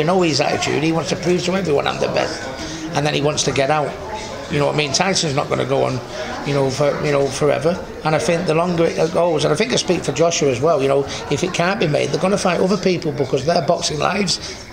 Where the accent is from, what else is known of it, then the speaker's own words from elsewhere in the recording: United Kingdom; as British